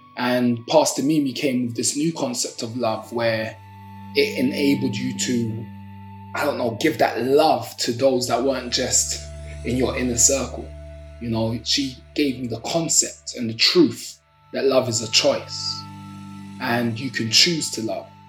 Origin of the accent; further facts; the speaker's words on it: London, United Kingdom; I'm from Brixton, South London. Brixton, born and raised